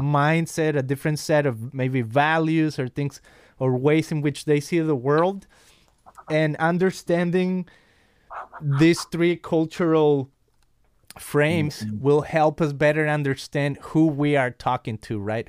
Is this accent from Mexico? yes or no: yes; Guadalajara, Jalisco, Mexico; now in California, United States; I'm from Guadalajara, Mexico, and here I am in California.